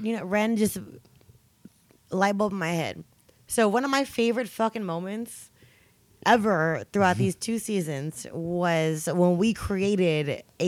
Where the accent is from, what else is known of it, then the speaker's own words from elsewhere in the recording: the Bay Area, California, United States; now in New York, United States; I'm from the Bay